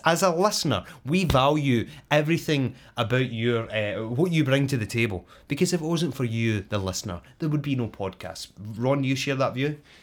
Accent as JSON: {"language": "English", "region": "Scotland", "country": "United Kingdom", "said": "she is Scottish, just like me"}